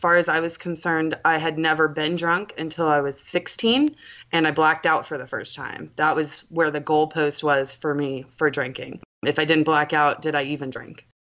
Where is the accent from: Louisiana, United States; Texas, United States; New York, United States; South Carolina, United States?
South Carolina, United States; Charleston; So I am born and raised in Charleston, South Carolina. I'm 30 years old.